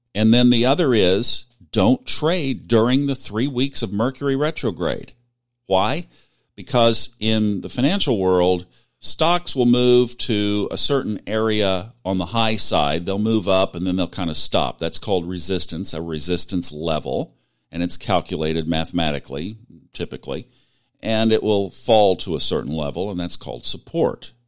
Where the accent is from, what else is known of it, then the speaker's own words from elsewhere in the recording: Tulsa, Oklahoma, United States; it's my hometown